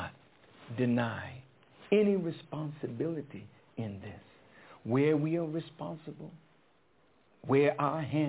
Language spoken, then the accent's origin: English; Boston, Massachusetts, United States; I'm from Boston.